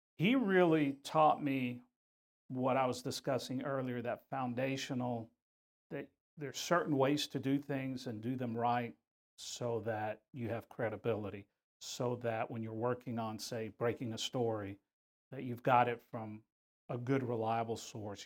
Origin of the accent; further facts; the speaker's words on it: Houston, Texas, United States; I grew up here in Houston